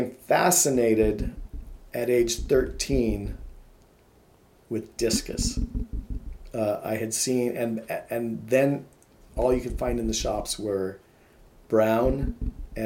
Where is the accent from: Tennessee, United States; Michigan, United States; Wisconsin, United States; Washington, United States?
Washington, United States; Issaquah; also born or lived in Missouri; I grew up primarily in a suburb called Issaquah